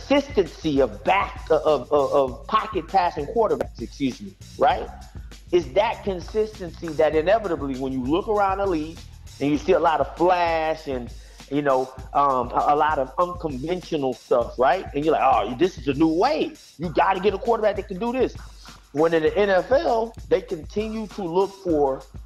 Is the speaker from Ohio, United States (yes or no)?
no; Houston, Texas, United States; I'm from Houston